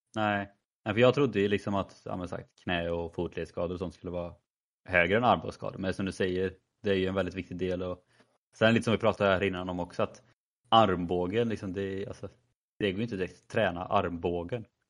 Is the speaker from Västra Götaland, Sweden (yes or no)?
yes; Värsås, Västra Götaland, Sweden; also born or lived in Skövde; min hemby Versos